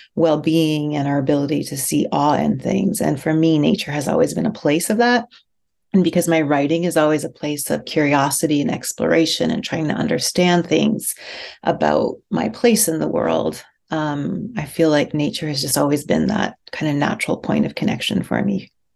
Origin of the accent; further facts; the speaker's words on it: outside Edmonton, rural Alberta, Canada; I grew up in Alberta, outside about 40 minutes outside of Edmonton in rural Alberta